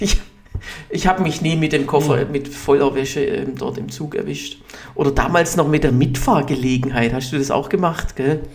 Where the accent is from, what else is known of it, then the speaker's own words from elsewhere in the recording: Hohenlohe, Baden-Württemberg, Germany; now in Berlin, Germany; ich komme ja auch, auch aus Hohenlohe